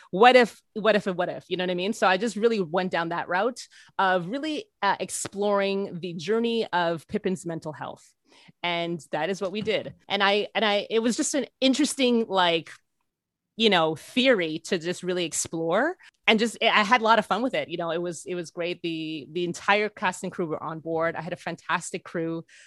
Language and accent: English; Canada; being a Canadian